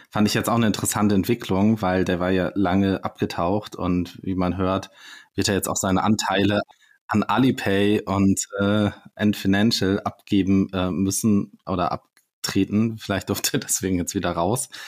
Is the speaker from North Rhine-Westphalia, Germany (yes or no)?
no; Schleswig-Holstein, Germany; born there; Also ich bin, äh, ich bin ja gebürtiger äh, Schleswig-Holsteiner und äh, da, da, da gibt es keine, keine Berge und keinen Schnee im Winter.